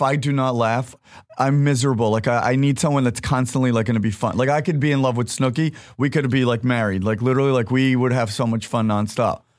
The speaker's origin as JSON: {"language": "English", "town": "Fort Lee", "region": "New Jersey", "country": "United States", "tie": "born or raised there", "moved": "yes", "said": "in Fort Lee, in New Jersey."}